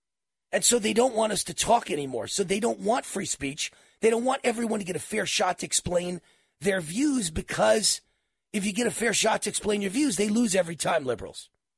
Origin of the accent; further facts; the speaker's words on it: New York, United States; I'm from New York